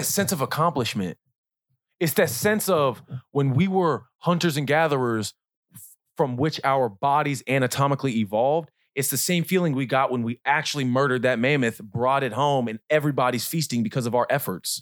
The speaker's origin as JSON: {"language": "English", "town": "Kansas City", "region": "Missouri", "country": "United States", "tie": "born or raised there", "also_born_or_lived": "Hemet, California / Leadville, Colorado", "said": "I was raised here."}